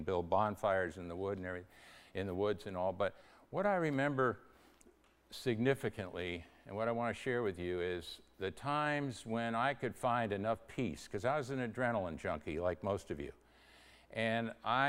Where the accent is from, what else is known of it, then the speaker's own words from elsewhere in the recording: New York, United States; also born or lived in Connecticut; I was born in New York, which isn't really Yankee land